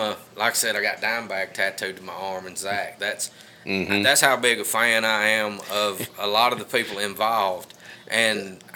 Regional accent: Aragon, United States; also born or lived in Florida; I was born in Florida, but I actually grew up the street here on Smith Street in Westside

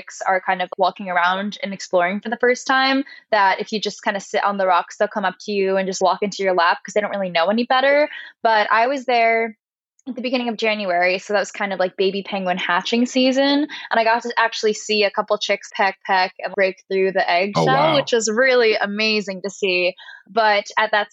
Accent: New Jersey, United States; moved away; also born or lived in New York; I'm from New Jersey

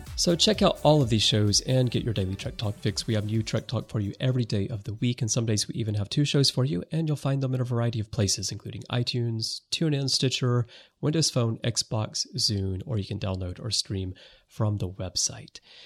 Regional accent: United States; now in Japan; living in Japan, even though I'm American, but I've been here for so, so, so long that I'm really more Japanese now.

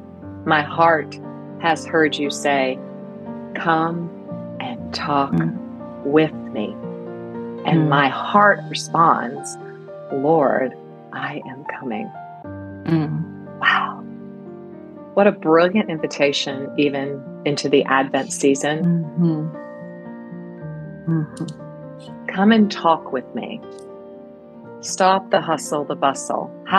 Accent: East Coast, United States; I'm from the East Coast. I'm now in the Great Plains, the Midwest

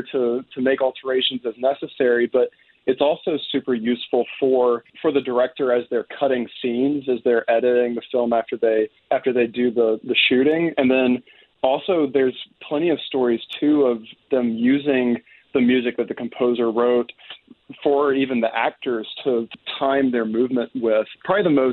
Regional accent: Decatur, Alabama, United States; moved away as an adult; also born or lived in Mississippi / Indiana; now in Bloomington, United States; I'm from Decatur, Alabama. It's in northern Alabama near Huntsville.

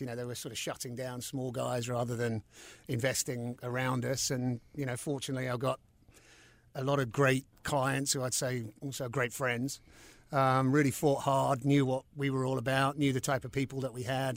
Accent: London, United Kingdom; moved away as an adult; also born or lived in New York City, United States; now in Charlotte, United States; growing up in London

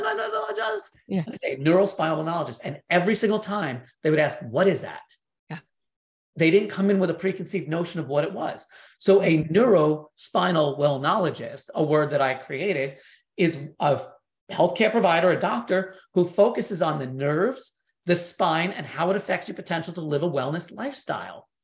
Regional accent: New York, United States; growing up in New York

